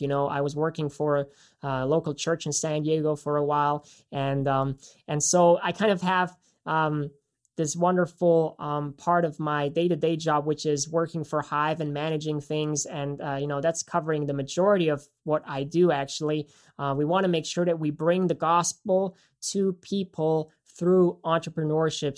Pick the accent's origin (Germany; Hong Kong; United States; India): Germany; moved away; I actually am from Germany, so I grew up in Germany, uh, went to school there